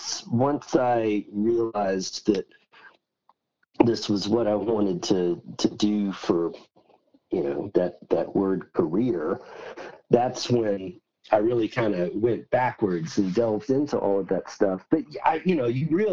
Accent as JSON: {"language": "English", "town": "Mobile", "region": "Alabama", "country": "United States", "tie": "born or raised there", "said": "I grew up on the Alabama Gulf Coast, in Mobile, Alabama"}